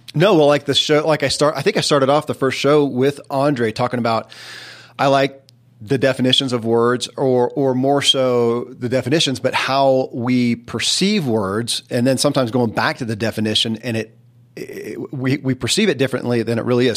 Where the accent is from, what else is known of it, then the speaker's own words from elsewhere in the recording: Kentucky, United States; I grew up in Kentucky